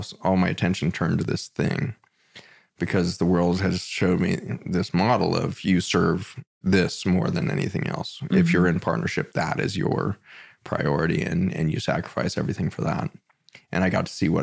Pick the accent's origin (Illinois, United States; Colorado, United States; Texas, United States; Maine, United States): Colorado, United States; Boulder; So born and raised in Boulder, Colorado, all the way through public school, kindergarten through high school.